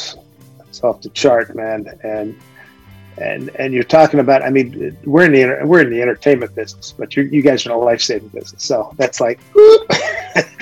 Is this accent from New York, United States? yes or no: no; Philadelphia, Pennsylvania, United States; When I was growing up, I grew up in Philly